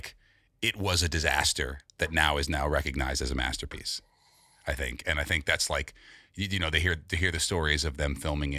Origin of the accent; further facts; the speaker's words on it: New York City, New York, United States; I grew up with Jordan on the Upper West Side